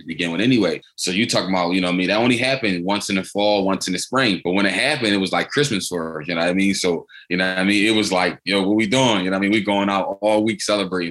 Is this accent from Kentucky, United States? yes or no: no; Philadelphia, Pennsylvania, United States; I'm from born and raised in Philadelphia.